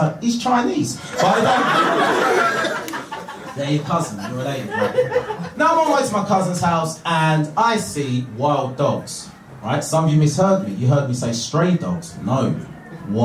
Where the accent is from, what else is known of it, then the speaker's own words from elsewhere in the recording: Harlow, East of England, United Kingdom; I was born here, mate.